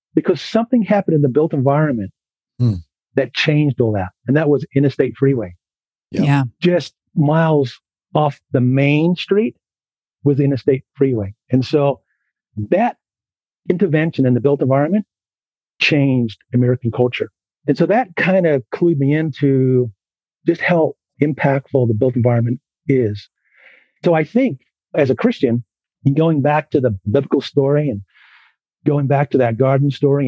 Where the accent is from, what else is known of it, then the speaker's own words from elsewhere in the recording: Auckland, New Zealand; accent: New Zealand, Philadelphia East Coast; moved away as an adult; also born or lived in Philadelphia, United States; now in Julian, United States; I grew up in West Auckland but I was really shaped, you know, my identity in New Zealand.